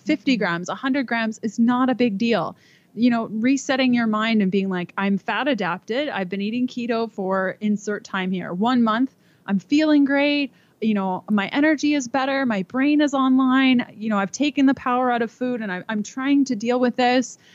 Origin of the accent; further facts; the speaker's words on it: Canada; moved away as an adult; We're from Canada.